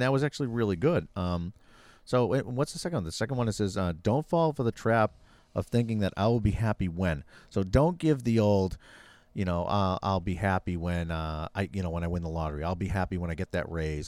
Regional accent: Massachusetts, United States; I was from Boston

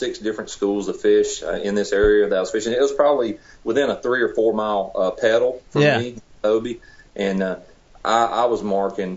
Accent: Tennessee, United States; now in South Georgia, United States; I'm originally from Tennessee. I live down in South Georgia now

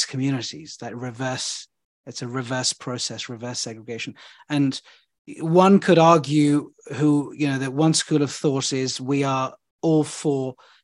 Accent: London, United Kingdom; I'm from London.

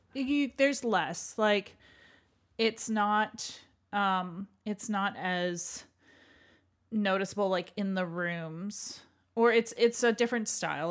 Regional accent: Canada; as a Canadian

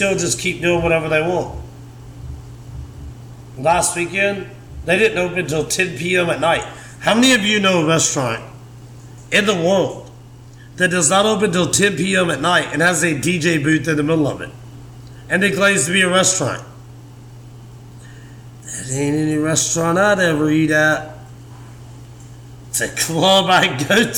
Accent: Meridian, Mississippi, United States; now in Tuscaloosa, United States; I grew up in Meridian, Mississippi.

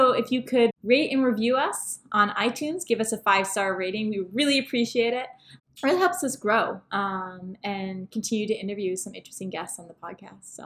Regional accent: Toronto, Ontario, Canada; also born or lived in Vancouver / Los Angeles; We're actually from Toronto

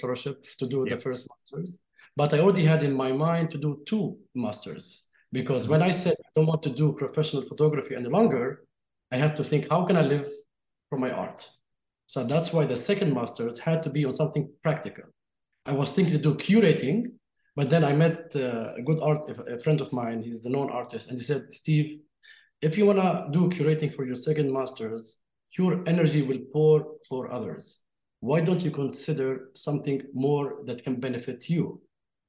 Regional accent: Jerusalem, Palestine; born there; I was born in Jerusalem under Israeli occupation, and there's nothing I can do about that, about this fact.

